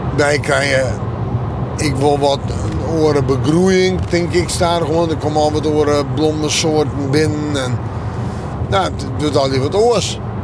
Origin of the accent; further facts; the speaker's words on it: Friesland, Netherlands; Dus ik ben Fries